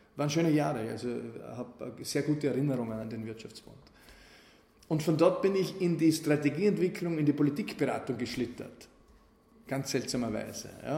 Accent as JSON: {"language": "German", "area": "Wald am Arlberg", "region": "Vorarlberg", "country": "Austria", "tie": "born or raised there", "moved": "as an adult", "said": "ich komme aus der Provinz und da, da habe ich halt Dinge erlebt, die waren wild. Ne? Für den Bergbauernbuben aus Waldermalberg"}